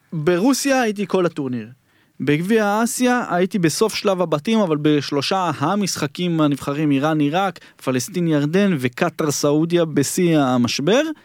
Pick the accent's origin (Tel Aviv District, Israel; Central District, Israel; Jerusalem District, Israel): Jerusalem District, Israel; Jerusalem; בדרכון כתוב לי שנולדתי בירושלים